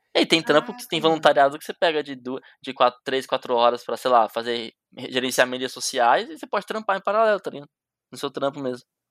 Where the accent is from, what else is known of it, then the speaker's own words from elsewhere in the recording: Jundiaí, São Paulo, Brazil; Eu vim da capital, eu vim de Jundiaí, né? Que é perto da capital de São Paulo